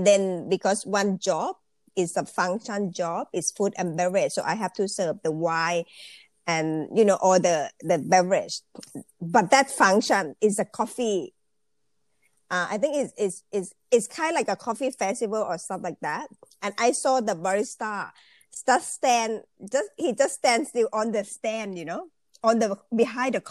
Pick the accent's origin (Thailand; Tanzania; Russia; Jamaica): Thailand; Bangkok; English is a second language; moved away as an adult; now in Australia; I actually Thai people. I'm from Thailand. So I born in Bangkok, and I've been studying and working in Bangkok